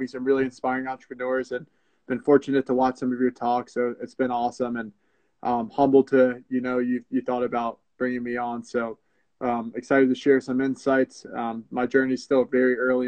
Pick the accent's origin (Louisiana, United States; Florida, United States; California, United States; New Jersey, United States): New Jersey, United States; Glen Rock; I grew up in Bergen County, New Jersey, more pointedly Glen Rock